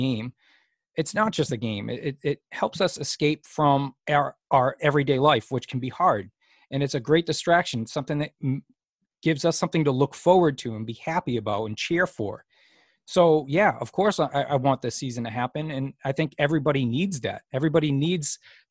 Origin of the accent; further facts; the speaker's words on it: New England, United States; I grew up in New England